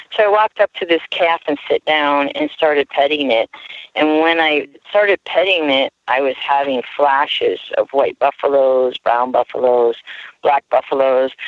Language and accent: English; Harrisburg, Pennsylvania, United States; now in Ukiah, United States; I was born in the Harrisburg, Pennsylvania area